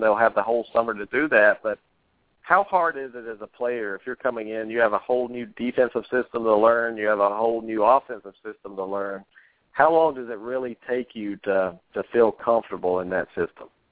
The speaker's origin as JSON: {"language": "English", "country": "United States", "said": "I'm an American man"}